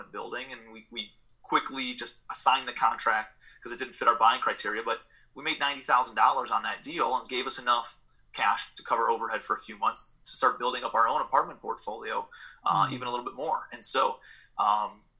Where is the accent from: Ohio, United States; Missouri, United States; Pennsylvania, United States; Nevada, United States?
Ohio, United States; Cleveland; moved away as an adult; also born or lived in New York City